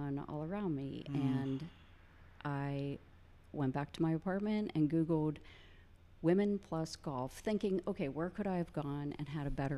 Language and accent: English; Indiana, Pennsylvania, United States; Indiana, PA, about 60 miles east, small college town. Grew up in a neighborhood mostly full of boys